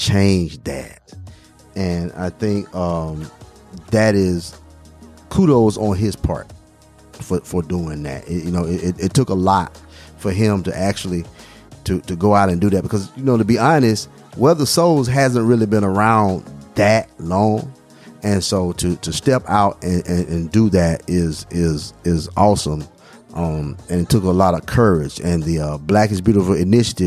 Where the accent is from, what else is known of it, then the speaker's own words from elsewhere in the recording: Alabama, United States; also born or lived in Mississippi; growing up in Alabama and living some time in Mississippi